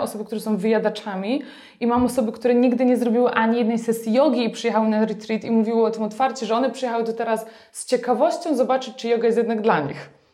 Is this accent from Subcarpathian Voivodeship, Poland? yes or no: no; Silesian Voivodeship, Poland; moved away as an adult; wyrosłam na wsi na Śląsku, miejscu, które miało mm, nie wiem ile, 2000 mieszkańców